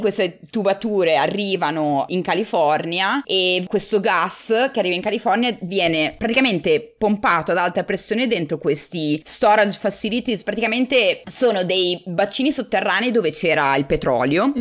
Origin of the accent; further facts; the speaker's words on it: Forlì, Emilia-Romagna, Italy; moved away as an adult; also born or lived in San Diego, United States / New York, United States / Bologna; now in United States; sono originariamente di Forlì, quindi sono romagnola